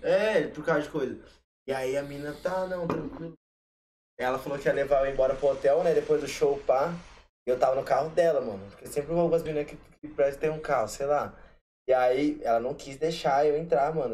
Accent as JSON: {"language": "Portuguese", "town": "Cáceres", "region": "Mato Grosso", "country": "Brazil", "moved": "yes", "said": "Eu sou de Castres, Interior de Cuiabá, que é a capital de Mato Grosso no coração do Pantanal."}